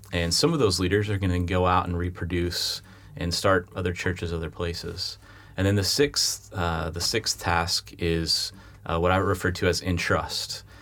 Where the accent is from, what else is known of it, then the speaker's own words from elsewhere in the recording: United States; moved away as an adult; now in London, United Kingdom; as an American